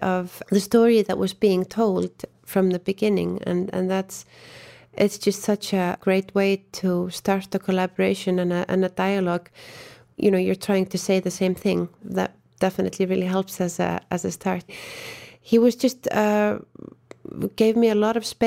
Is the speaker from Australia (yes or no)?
no; Iceland; moved away as an adult; now in Berlin, Germany; I am from Iceland